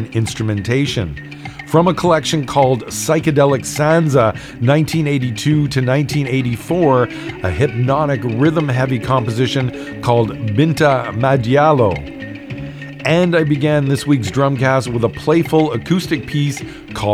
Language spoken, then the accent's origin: English; Toronto, Ontario, Canada; when I was a kid growing up in Toronto